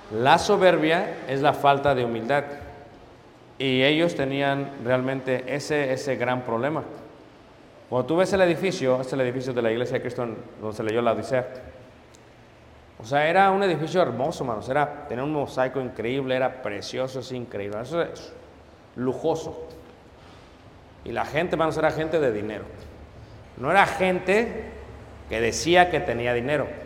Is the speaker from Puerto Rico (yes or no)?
no; Mexico City, Mexico; Pues claro, hermano soy de Ciudad de México, no hay problema, ahorita lo arreglamos.